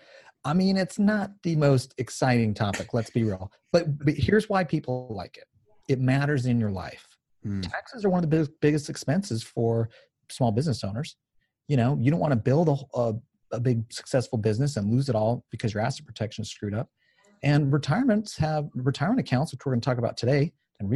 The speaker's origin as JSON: {"language": "English", "region": "Utah", "country": "United States", "said": "I'm from Utah"}